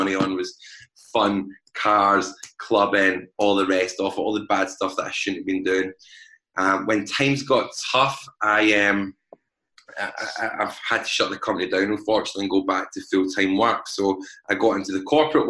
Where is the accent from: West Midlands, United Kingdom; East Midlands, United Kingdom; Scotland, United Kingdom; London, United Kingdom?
Scotland, United Kingdom; Glasgow; As most people can tell by my accent, I am from Glasgow